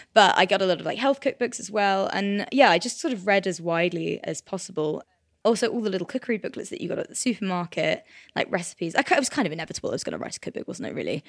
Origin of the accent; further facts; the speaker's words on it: Cornwall, South West England, United Kingdom; I grew up in Cornwall